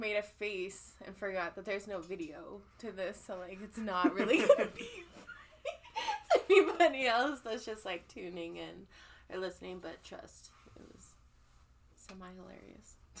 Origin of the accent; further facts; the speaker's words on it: Colorado, United States; also born or lived in California; I'm from California, but I grew up in Colorado